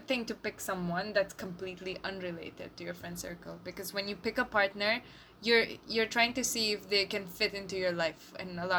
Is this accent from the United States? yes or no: no; India; we're both Indian